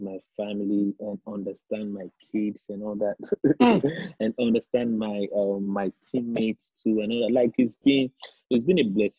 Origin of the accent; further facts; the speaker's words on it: Bariga, Lagos, Nigeria; It's very dark out there because it's like, I don't know. You wake up in the morning and you feel like there's no hope. That's what my hood feels li